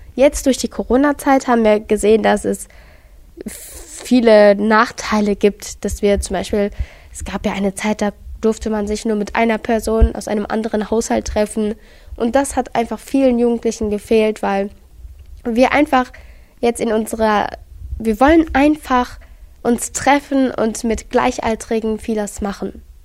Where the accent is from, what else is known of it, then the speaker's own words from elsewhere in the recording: Gelsenkirchen, North Rhine-Westphalia, Germany; bei uns in Gelsenkirchen